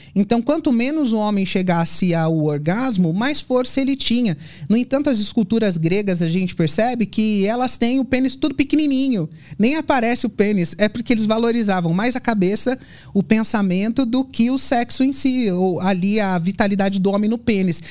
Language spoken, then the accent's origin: Portuguese; São Paulo, Brazil; also born or lived in Brasília / Europe; eu sou de São Paulo